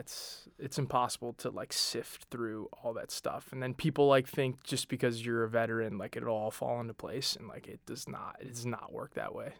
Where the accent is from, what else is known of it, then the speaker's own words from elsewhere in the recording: Denver, Colorado, United States; moved away as an adult; Born and raised in Denver, Colorado, kinda grew up on a, in a suburb on the south side of Denver